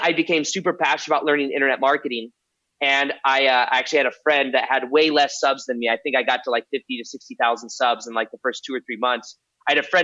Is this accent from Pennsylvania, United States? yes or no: no; Las Vegas, Nevada, United States; I was born and raised in Las Vegas